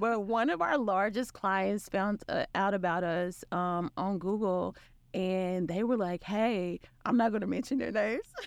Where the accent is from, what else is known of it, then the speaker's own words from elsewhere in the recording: Arkansas, United States; also born or lived in Florida / Charlotte; now in Dallas, United States; I'm from Arkansas and, um, you can, you can hear in the accent